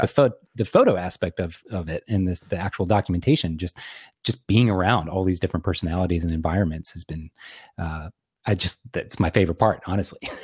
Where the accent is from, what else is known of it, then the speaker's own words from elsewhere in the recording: Lynchburg, Virginia, United States; I grew up in central Virginia